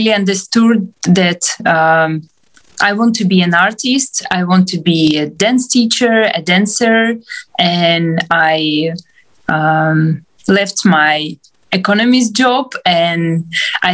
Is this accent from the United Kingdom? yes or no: no; Donetsk, Donetsk Oblast, Ukraine; English is a second language; moved away as an adult; also born or lived in Shanghai / Kyiv; now in Lviv, Ukraine; originally I'm from Donetsk. It's eastern part of Ukraine, and I moved from Donetsk from 2014